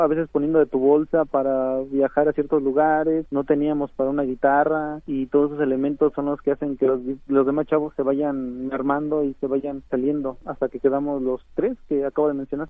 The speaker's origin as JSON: {"language": "Spanish", "town": "Atizapán de Zaragoza", "region": "State of Mexico", "country": "Mexico", "tie": "born or raised there", "also_born_or_lived": "Santo Domingo de Guzmán, Ixtlahuaca", "first_language": "Mazahua", "second_language": "Spanish", "said": "yo crecí aquí en Atizapán de Zaragoza"}